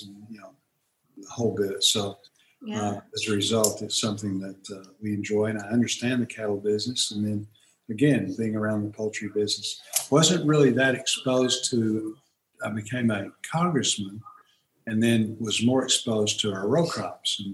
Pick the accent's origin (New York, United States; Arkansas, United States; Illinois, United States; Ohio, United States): Arkansas, United States; Fort Smith; I grew up in Fort Smith, and Fort Smith is not, you know, it was a smaller town then than it is now